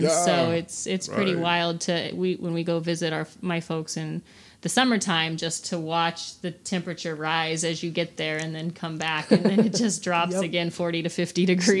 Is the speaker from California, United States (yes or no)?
yes; Fresno, California, United States; I grew up in Fresno.